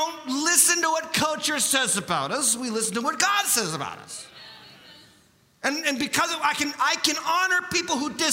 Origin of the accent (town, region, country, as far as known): United States